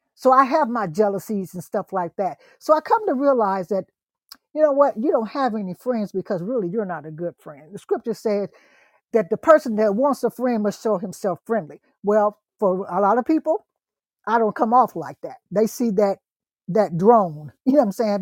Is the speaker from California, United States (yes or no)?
no; Ohio, United States; also born or lived in East Texas; now in Texas, United States; I'm from Ohio